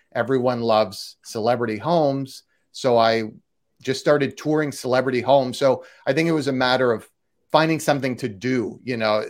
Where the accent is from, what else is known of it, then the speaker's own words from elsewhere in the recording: Canada; also born or lived in Toronto; now in Los Angeles, United States; I'm Canadian, so I was in Toronto